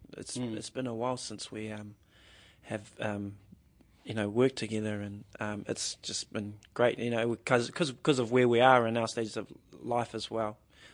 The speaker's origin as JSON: {"language": "English", "country": "New Zealand", "said": "as a New Zealander who played rugby growing up"}